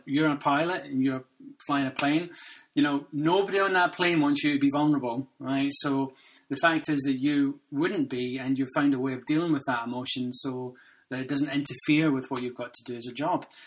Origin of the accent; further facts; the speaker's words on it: Glasgow, Scotland, United Kingdom; I grew up in Glasgow